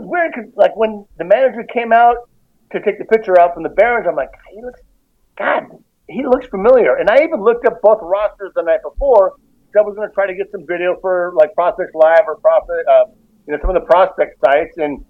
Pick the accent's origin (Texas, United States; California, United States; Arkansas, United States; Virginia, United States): California, United States; San Diego; we're from San Diego.